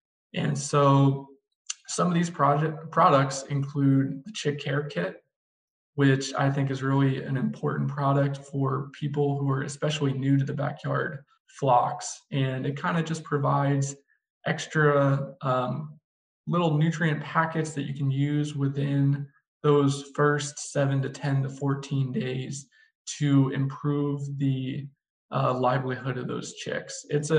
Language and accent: English; Texas, United States; now in Minnesota, United States; But I come down from Texas where, you know, it's going to routinely hit 100 degrees for weeks on end.